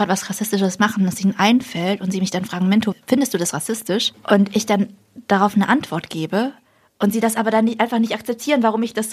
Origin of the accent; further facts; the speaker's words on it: Germany; ich bin Deutsche